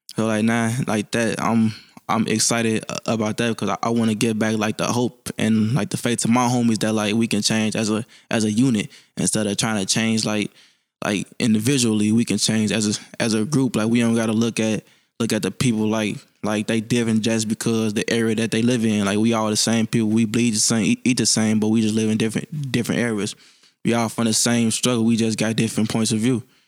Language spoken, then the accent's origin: English; Chicago, Illinois, United States; I'm from Chicago, Illinois, Southside. I grew up on, um, eighty-first and Sangamon